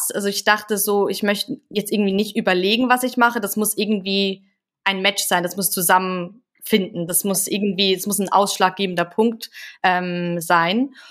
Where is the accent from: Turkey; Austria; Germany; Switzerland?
Switzerland; ich bin in einem ganz ganz kleinen Dorf aufgewachsen ähm, mit gefühlt 200 Einwohnern.